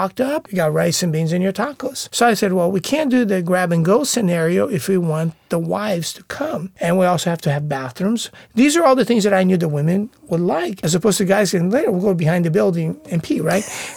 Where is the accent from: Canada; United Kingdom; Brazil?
Brazil; now in United States; our influence of growing up in Brazil